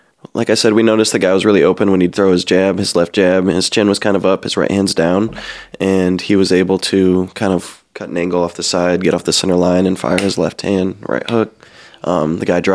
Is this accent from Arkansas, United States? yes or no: no; Davenport, Iowa, United States; Davenport, Iowa is my hometown